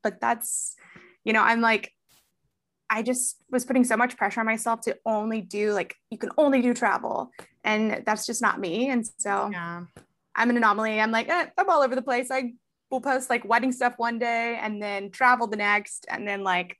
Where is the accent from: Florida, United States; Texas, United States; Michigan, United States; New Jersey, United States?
Texas, United States; also born or lived in Houston / San Antonio / Beaumont / Austin; I grew up all over Texas. So Houston, born in Houston, San Antonio, Houston, Beaumont, San Antonio, Austin.